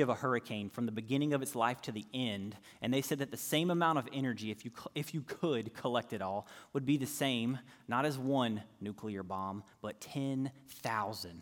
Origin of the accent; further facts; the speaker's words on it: North Carolina, United States; I'm from North Carolina, so I can remember growing up as a little kiddo downstairs in the basement